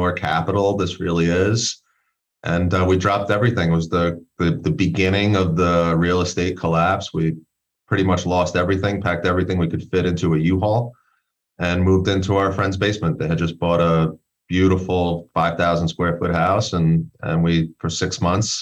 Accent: New York City, New York, United States; moved away as an adult; now in Colorado, United States; born and raised in Brooklyn

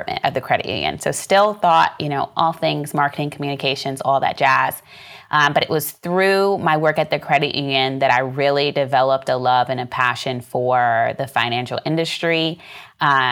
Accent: Pinellas Park, Florida, United States; I was born and raised in Pinellas Park, Florida, which is right outside of the Tampa Bay, right outside of Tampa

